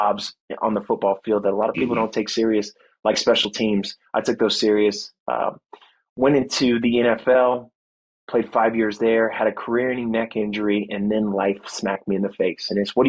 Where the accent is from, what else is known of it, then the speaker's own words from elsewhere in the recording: Fort Riley, Kansas, United States; born there; also born or lived in California; I was born in Fort Riley, Kansas. My parents ended up getting a divorce, so my mom and I moved back to California, lived with my grandparents for a couple of years